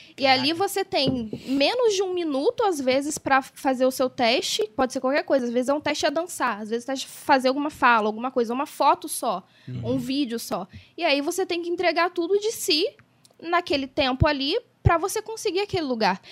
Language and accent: Portuguese; Barra do Piraí, Rio de Janeiro, Brazil; moved away as an adult; now in São Paulo, Brazil; barrense, nascida e criada em Barra do Piraí